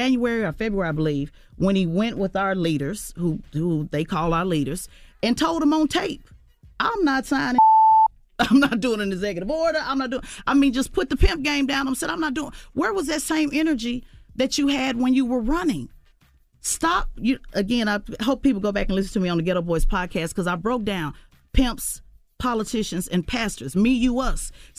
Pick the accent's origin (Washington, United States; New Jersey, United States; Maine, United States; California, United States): New Jersey, United States; I'm from Jersey.